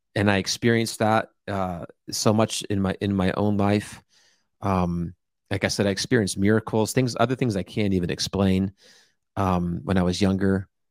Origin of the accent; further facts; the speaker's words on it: New Jersey, United States; born and raised in New Jersey